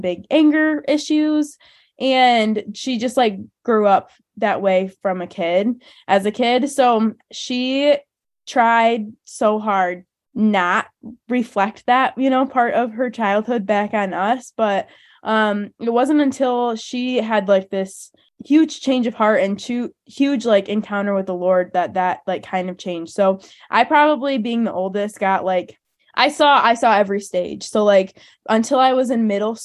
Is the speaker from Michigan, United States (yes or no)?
yes; Hudsonville, Michigan, United States; we both grew up in Hudsonville, very similar upbringings